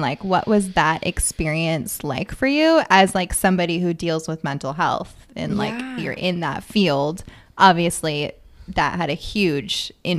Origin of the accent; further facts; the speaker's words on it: Everett, Washington, United States; So you worked for the police department that was like my hometown